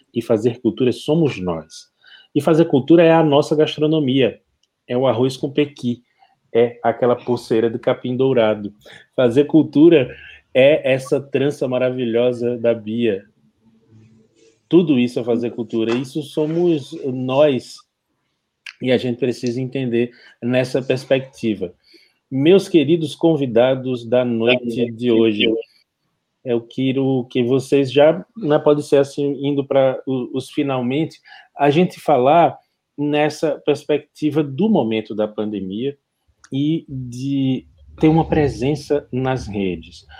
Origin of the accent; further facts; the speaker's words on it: Bahia, Brazil; also born or lived in Pará; now in Pernambuco, Brazil; Eu, como baiano